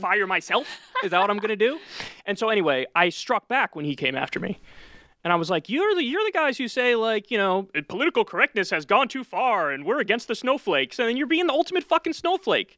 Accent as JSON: {"language": "English", "town": "New Rochelle", "region": "New York", "country": "United States", "tie": "born or raised there", "said": "grew up in New Rochelle, New York, which is in Westchester County."}